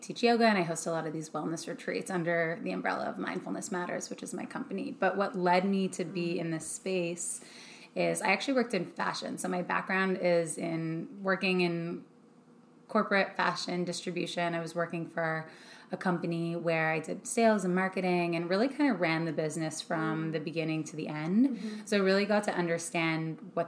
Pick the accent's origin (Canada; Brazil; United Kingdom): Canada; now in Los Angeles, United States; I'm Canadian